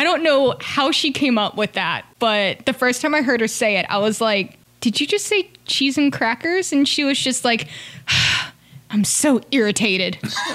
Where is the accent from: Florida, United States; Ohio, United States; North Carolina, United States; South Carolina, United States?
North Carolina, United States; moved away; I'm originally from North Carolina.